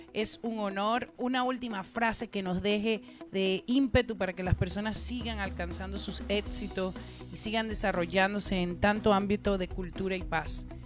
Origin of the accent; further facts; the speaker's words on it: Venezuela; yo soy venezolana